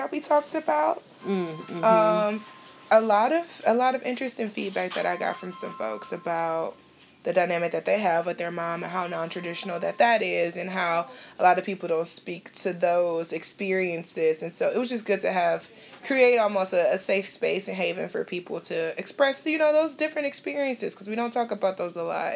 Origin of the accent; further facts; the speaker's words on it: Cleveland, Ohio, United States; I was born and raised in Cleveland, Ohio, authentically Cleveland, Ohio